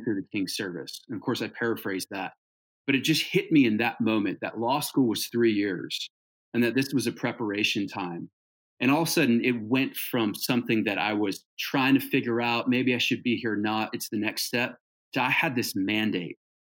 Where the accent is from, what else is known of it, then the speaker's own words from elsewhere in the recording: Hawaii, United States; also born or lived in Southern California / Northern California; now in Birmingham, Alabama, United States; I grew up in Hawaii